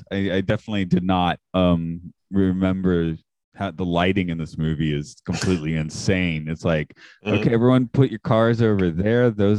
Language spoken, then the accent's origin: English; Southeast, United States; Growing up in the Southeast